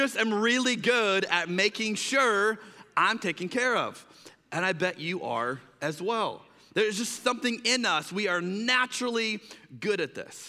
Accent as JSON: {"language": "English", "country": "United States", "said": "as an American"}